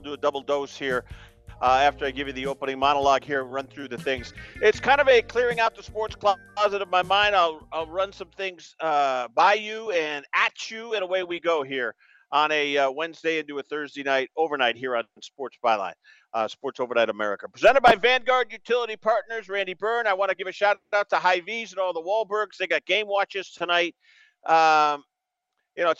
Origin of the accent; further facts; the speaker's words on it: Greenfield, Massachusetts, United States; my hometown high school, Greenfield High School